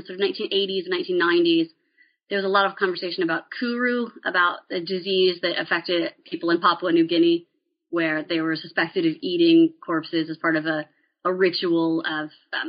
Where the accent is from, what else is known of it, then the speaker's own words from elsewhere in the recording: Maryland, United States; and I grew up in Appalachian Western Maryland.